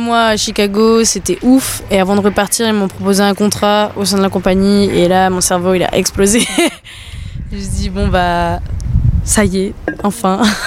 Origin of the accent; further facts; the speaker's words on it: New Caledonia; moved away as an adult; also born or lived in United States; quand je suis rentrée chez moi en Nouvelle-Calédonie